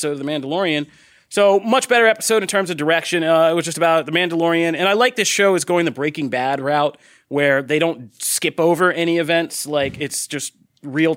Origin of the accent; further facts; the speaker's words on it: East Coast, United States; I grew up in the East Coast around many cities